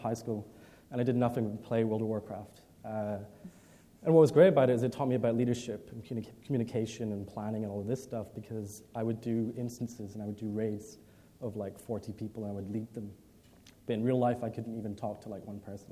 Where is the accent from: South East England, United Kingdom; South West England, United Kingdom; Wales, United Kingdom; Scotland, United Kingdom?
Scotland, United Kingdom; Edinburgh; I'm from Scotland. Grew up in Edinburgh, spent pretty much all my life there, despite my accent.